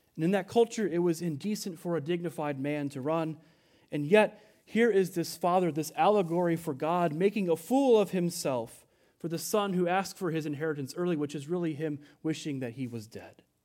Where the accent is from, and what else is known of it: United States